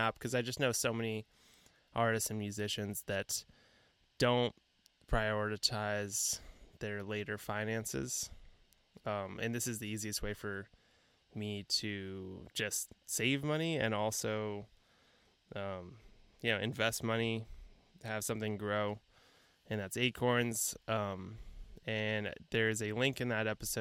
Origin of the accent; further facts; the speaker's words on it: San Diego, California, United States; growing up in San Diego